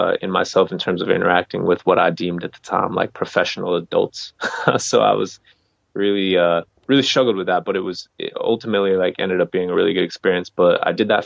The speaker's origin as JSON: {"language": "English", "region": "Colorado", "country": "United States", "moved": "as an adult", "said": "I'm from Colorado, and I was still living in Colorado for a few years afterwards"}